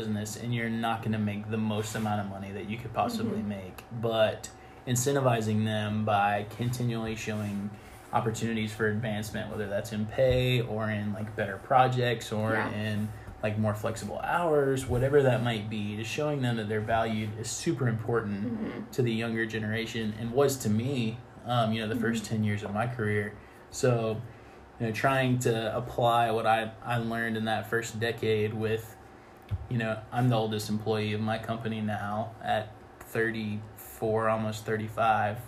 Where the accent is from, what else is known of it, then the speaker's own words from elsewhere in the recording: Atlanta, Georgia, United States; I grew up in Atlanta